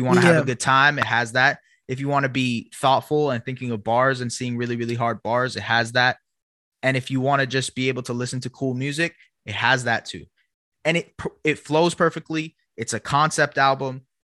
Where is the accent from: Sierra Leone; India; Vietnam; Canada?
Canada; also born or lived in Toronto; we're from Canada too.